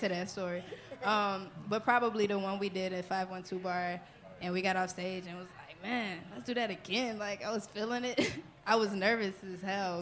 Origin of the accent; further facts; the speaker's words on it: New Orleans, Louisiana, United States; I'm from New Orleans